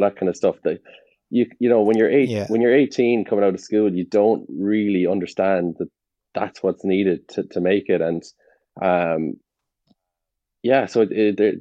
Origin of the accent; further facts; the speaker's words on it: Galway, Connacht, Ireland; moved away as an adult; also born or lived in Italy; these guys were my hometown team